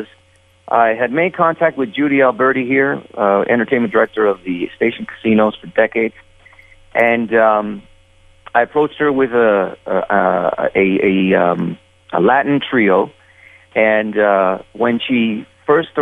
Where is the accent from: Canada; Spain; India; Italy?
Canada; Toronto, Ontario; moved away as an adult; also born or lived in Uruguay; now in Las Vegas, United States; back in Toronto, my hometown.